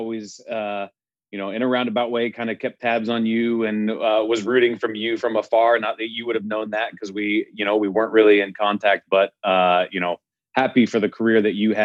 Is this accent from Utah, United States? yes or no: yes; Salt Lake City, Utah, United States; also born or lived in Wyoming; So I grew up originally born in Wyoming, one of the very few relatively in this world that come from the state of Wyoming, but moved to Salt Lake City, Utah when I was young. Grew up there.